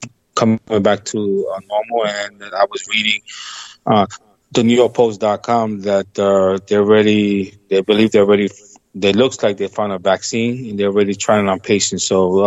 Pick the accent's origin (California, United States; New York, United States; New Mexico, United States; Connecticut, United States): New York, United States; now in Florida, United States; I'm from New York, but I'm actually in Florida.